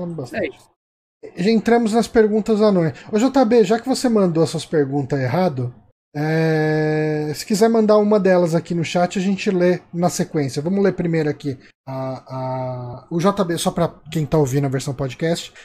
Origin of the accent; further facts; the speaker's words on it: São Paulo, Brazil; A gente é de São Paulo